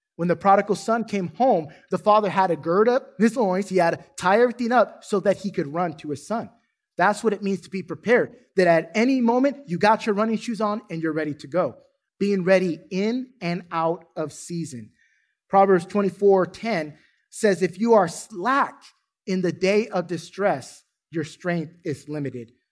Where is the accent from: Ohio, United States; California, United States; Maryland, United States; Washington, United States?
California, United States; now in Duncanville, United States; I'm from California